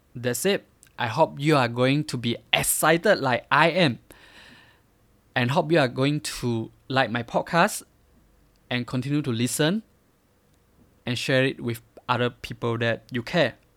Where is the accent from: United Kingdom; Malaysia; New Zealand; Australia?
Malaysia; Miri, Sarawak; I grew up in Miri, a small city from Malaysia.